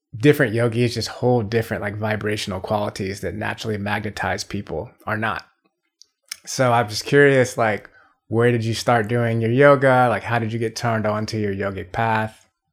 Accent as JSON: {"language": "English", "town": "Atlanta", "region": "Georgia", "country": "United States", "said": "I'm from Atlanta"}